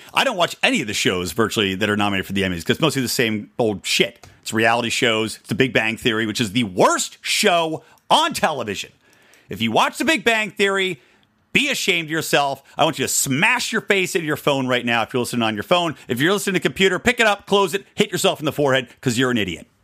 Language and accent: English; California, United States; my home state of California